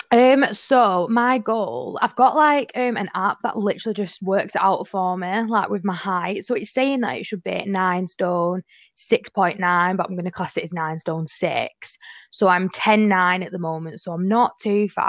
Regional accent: Manchester, North West England, United Kingdom; I'm 22 from Manchester

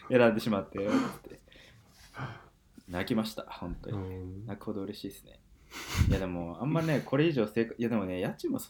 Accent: Ehime, Japan; moved away as an adult; now in Chiba, Japan; 僕の地元愛媛

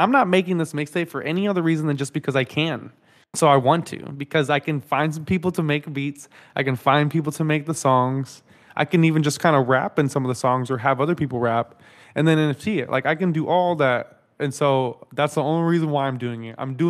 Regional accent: Dallas, Texas, United States; like I grew up in Dallas, you know, in DFW.

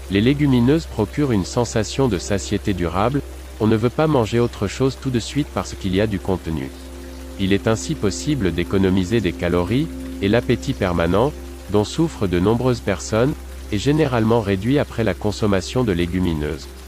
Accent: Stuttgart, Baden-Württemberg, Germany; Dans ma ville natale de Stuttgart, les lentilles avec spätzle sont depuis longtemps un plat rassasiant pour les moins fortunés, un plat de pauvres qui a acquis une certaine notoriété.

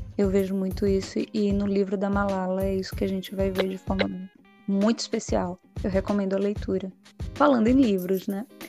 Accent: Feira de Santana, Bahia, Brazil; minha cidade natal, na Bahia, Feira de Santana

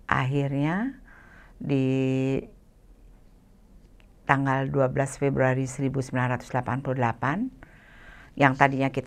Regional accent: Bali, Indonesia; now in Jakarta, Indonesia; kami kan ya kami saya orang Bali

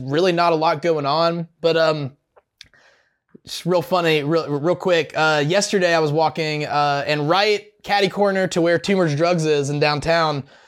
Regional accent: the South, United States; growing up in the South

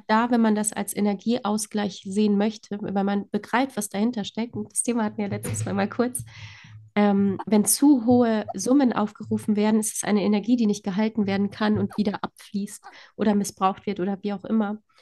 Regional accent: Poland; moved away; ich komme ja gebürtig aus Polen

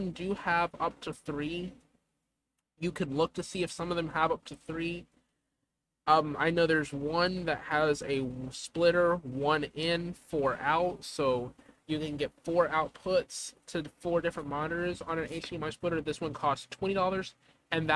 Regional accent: the South, United States; I'm a Southerner

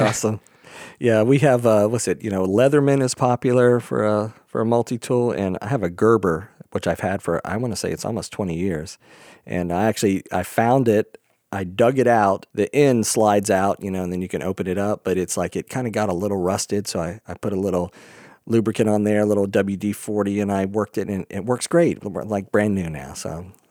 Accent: Florida, United States; moved away; also born or lived in New York; growing up in Florida

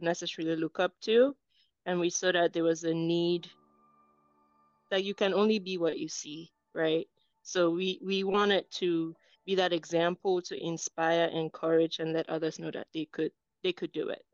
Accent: Cameroon; English is a second language; moved away as an adult; now in United States; I was born and raised in Cameroon, West Africa.

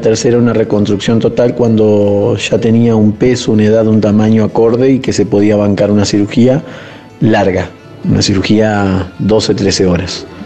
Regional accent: Paraná, Entre Ríos, Argentina; moved away as an adult; now in Buenos Aires, Argentina; Somos de Paraná, de Entre Ríos, nos trasladamos a Buenos Aires

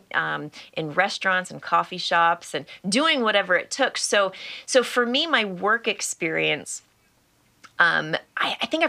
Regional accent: Hawaii, United States; I grew up in Hawaii, which sounds really exotic and tropical

